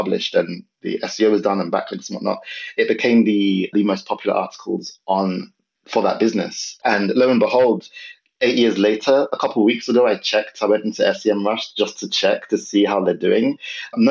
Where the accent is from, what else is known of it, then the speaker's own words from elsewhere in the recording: London, United Kingdom; moved away as an adult; also born or lived in north of England; I'm originally from London.